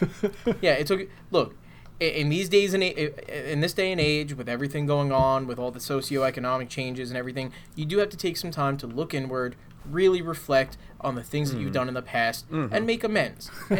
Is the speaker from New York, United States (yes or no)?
yes; New York, United States; now in New Jersey, United States; I was originally from New York. I grew up there. I would always come down here for the summer